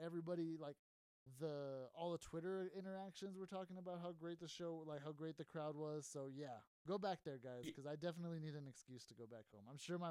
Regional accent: El Paso, Texas, United States; I'm from El Paso. I gotta say, I'm usually not the proudest of being from El Paso

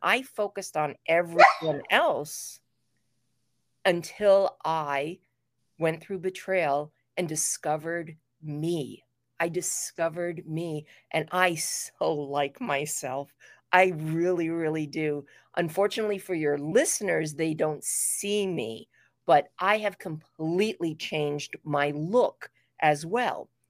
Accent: New York City, New York, United States; I was, uh, raised in New York City

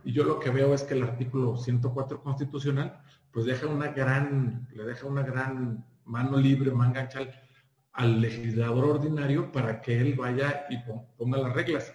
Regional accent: Durango, Mexico; moved away; yo llegué de Durango, se de Durango, ya aquí en el, año 2000

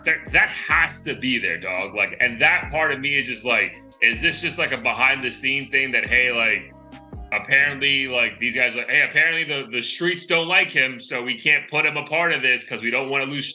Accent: Florida, United States; I'm from Florida

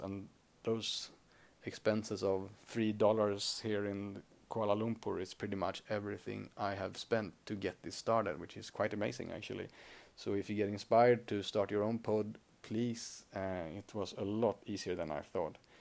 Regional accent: Sweden; accent: Swedish; first language Swedish; English is a second language; Swedish is my native language

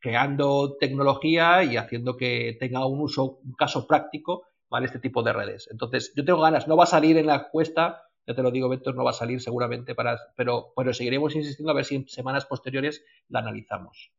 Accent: Spain; nosotros que somos aquí de España

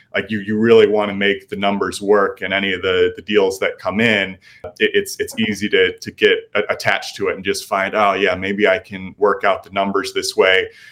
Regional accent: Libertyville, Illinois, United States; moved away as an adult; now in Austin, United States; lived here for the past five years, but originally from north of Chicago

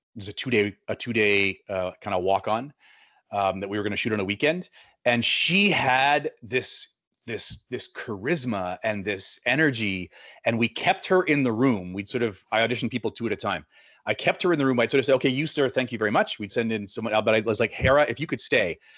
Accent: Winnipeg, Manitoba, Canada; moved away as an adult; also born or lived in Buenos Aires; I'm a South End Winnipegger

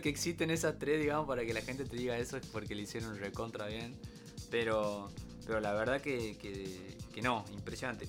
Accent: Tucumán, Argentina; Somos tucumanos

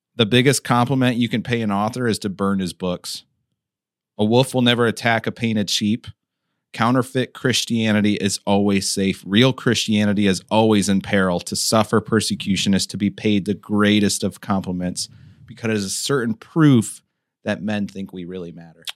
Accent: United States; us as the American church

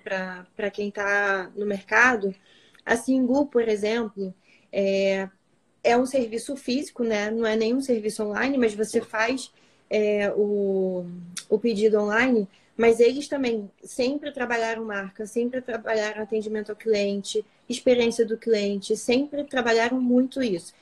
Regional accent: Rio de Janeiro, Brazil; a gente é carioca

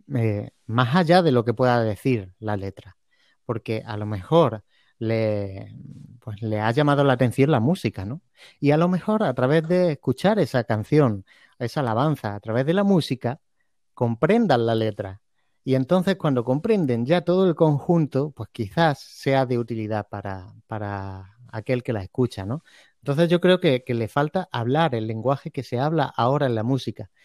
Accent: Andalusia, Spain; somos una tierra, eh, o sea, de España, en el sur de España, pues tenemos un, carácter muy, muy latino

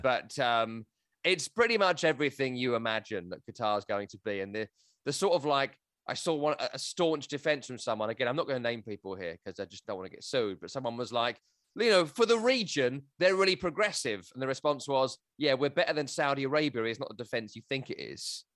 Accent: England, United Kingdom; also born or lived in Scotland (family); now in United States; I'm an Englishman who works in America on soccer

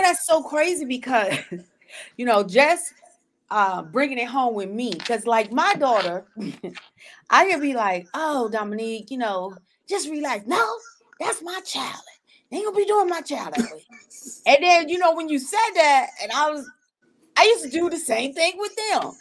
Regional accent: South Carolina, United States; moved away as an adult; also born or lived in Sanford, North Carolina; my hometown in South Carolina, like our high school is really our safe zone

